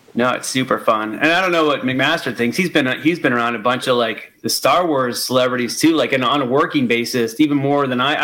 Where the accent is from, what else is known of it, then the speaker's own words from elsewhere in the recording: Florida, United States; moved away as an adult; now in California, United States; I was born and raised in Florida. I lived there till I was thirty eight, and I moved to California.